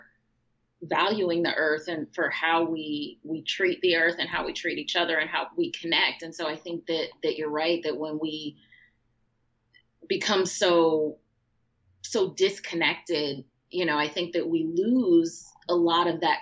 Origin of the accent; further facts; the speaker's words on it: Chicago, Illinois, United States; growing up in Chicago my whole life